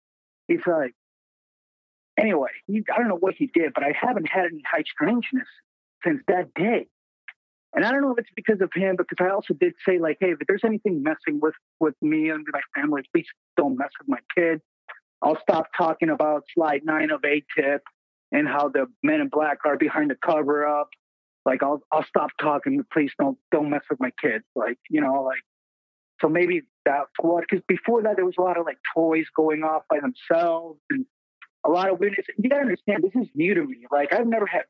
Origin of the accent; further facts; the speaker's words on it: Puerto Rico; now in Minnesota, United States; I'm from Puerto Rico, but I live in Minnesota now.